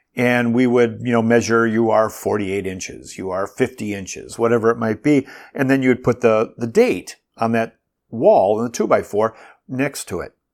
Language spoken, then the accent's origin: English; Bloomington, Minnesota, United States; when I was a kid growing up in Bloomington, Minnesota